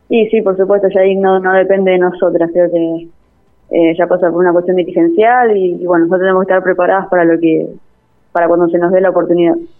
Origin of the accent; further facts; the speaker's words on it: San Jorge, Santa Fe, Argentina; moved away as an adult; now in Santa Fe, Argentina; Yo soy de San Jorge, jugaba en un club allá